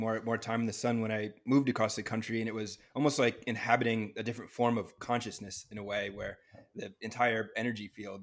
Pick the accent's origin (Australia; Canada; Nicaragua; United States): United States; New England; growing up in New England